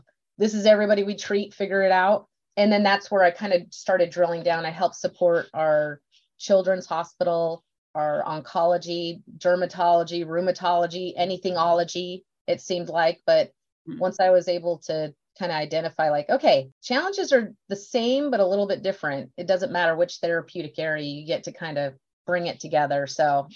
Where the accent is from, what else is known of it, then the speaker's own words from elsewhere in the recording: Beeville, Texas, United States; I was born in Beeville, Texas.